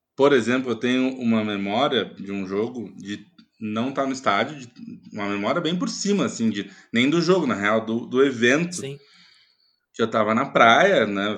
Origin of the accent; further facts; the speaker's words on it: Porto Alegre, Rio Grande do Sul, Brazil; now in São Paulo, Brazil; nasci em Porto Alegre, cresci indo ao Beira Rio, mas há muitos anos moro em São Paulo